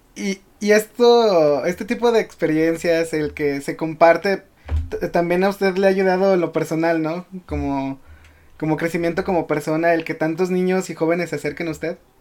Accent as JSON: {"language": "Spanish", "town": "León", "region": "Guanajuato", "country": "Mexico", "said": "yo soy de León"}